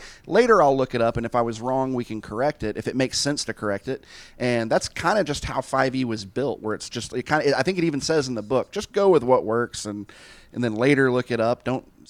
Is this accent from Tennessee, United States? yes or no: yes; Tennessee, United States; I grew up in Tennessee, and so it's very, very conservative still.